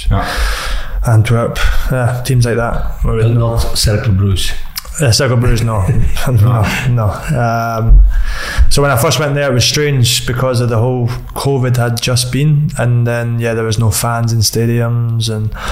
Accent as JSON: {"language": "English", "town": "Dunfermline", "region": "Scotland", "country": "United Kingdom", "tie": "born or raised there", "said": "Uh, Dunfermline."}